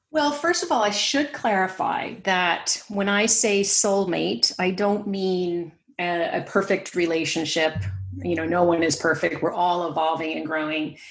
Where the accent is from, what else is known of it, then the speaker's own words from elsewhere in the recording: New York, United States; accent: American; moved away as an adult; also born or lived in San Francisco Bay Area, California; now in West Cork, Ireland; I grew up in New York